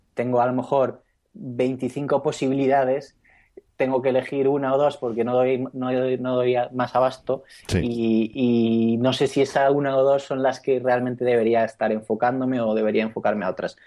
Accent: Spain

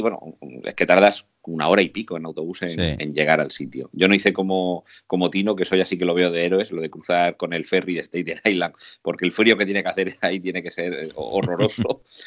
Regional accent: Murcia, Region of Murcia, Spain; Yo iba vestido de, huertano, de aquí de Murcia, con mis zarahueles, con mi, con mi, con mi faja, con mi chaleco. O sea, si soy de Murcia

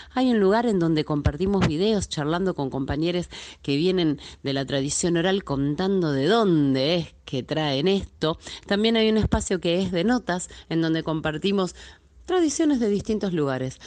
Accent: Buenos Aires, Argentina; Soy de Buenos Aires, Argentina

